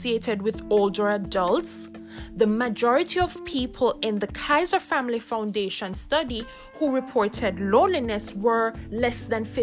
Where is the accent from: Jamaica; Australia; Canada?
Jamaica; I grew up in Jamaica